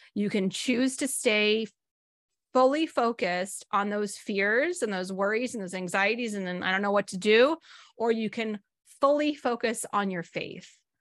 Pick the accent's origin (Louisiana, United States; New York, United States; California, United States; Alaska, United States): California, United States; Northern; I grew up in Northern California